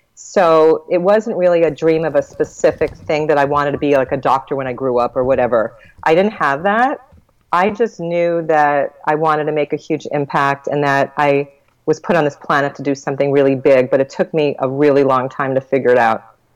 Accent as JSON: {"language": "English", "area": "Long Island", "region": "New York", "country": "United States", "tie": "born or raised there", "said": "I was born in Long Island, New York"}